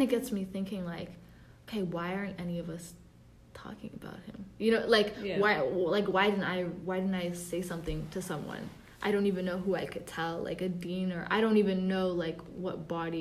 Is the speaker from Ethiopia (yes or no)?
yes; Ethiopia; I'm Ethiopian